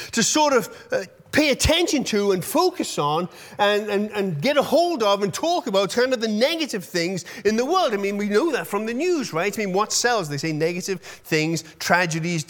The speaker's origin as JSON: {"language": "English", "country": "United Kingdom", "moved": "yes", "said": "I'm British"}